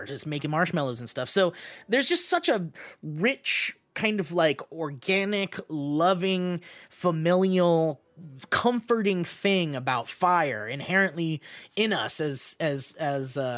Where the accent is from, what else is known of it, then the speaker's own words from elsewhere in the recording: California, United States; I grew up in California